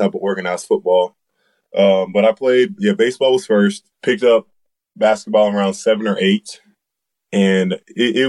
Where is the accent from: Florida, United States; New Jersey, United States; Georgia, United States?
Florida, United States; Jacksonville; I'm from Jacksonville, Florida. My home school would be First Coast